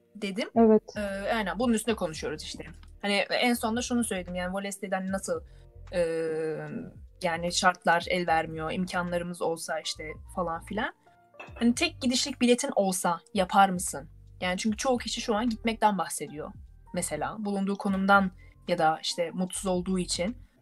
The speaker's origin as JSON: {"language": "Turkish", "country": "Turkey", "moved": "as an adult", "lives_now": "Germany", "said": "biz Türk olarak"}